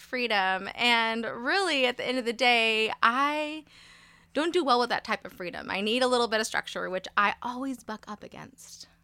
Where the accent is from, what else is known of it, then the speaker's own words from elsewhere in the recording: Modesto, California, United States; I was born in Modesto, California. So, I've born and raised for the most part here